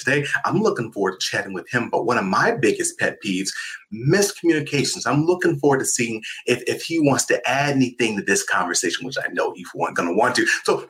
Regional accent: California, United States; moved away as an adult; also born or lived in Iowa; I'm from California, and I very rarely grew up around snow at all.

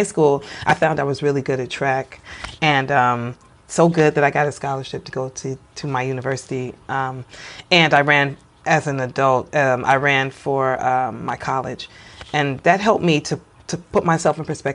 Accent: Chicago, Illinois, United States; I was raised in this Chicago environment

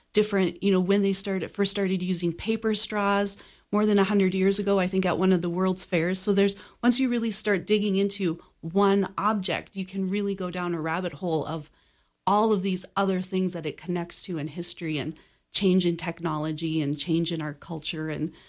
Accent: North Dakota, United States; also born or lived in Minnesota; I'm from North Dakota. I lived there most of my life, North Dakota and Minnesota, and grew up on a farm about 20 miles from the big town

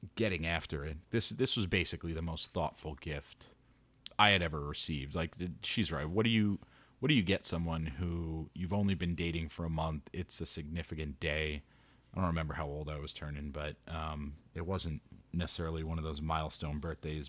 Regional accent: New York City, New York, United States; growing up in New York City, if you're from Queens

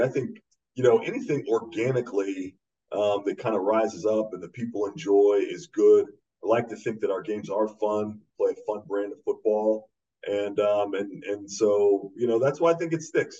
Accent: the East, East Coast, United States; I grew up in the East as well

